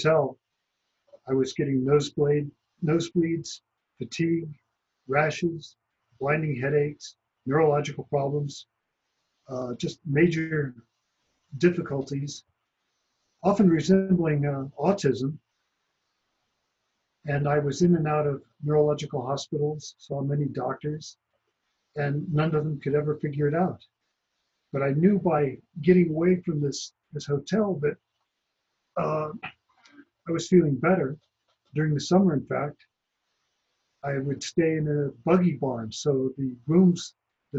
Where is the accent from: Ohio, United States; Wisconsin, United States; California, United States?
California, United States; about 100 miles south of Lake Tahoe; I grew up in the Sierra Nevada mountains, about 100 miles south of Lake Tahoe